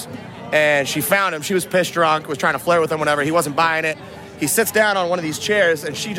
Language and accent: English; Boston, Massachusetts, United States; We're all from Boston, but now she's a nurse down here in Nashville.